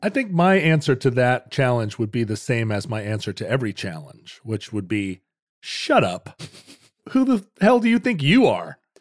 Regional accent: United States; I'm an American

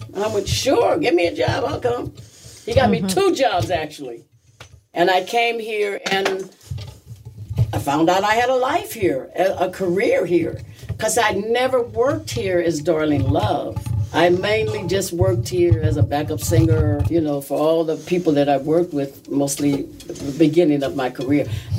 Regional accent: Los Angeles, California, United States; moved away as an adult; now in Rockland County, New York, United States; I was born and raised in Los Angeles.

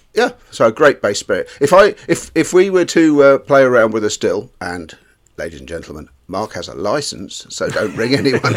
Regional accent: England, United Kingdom; We are English

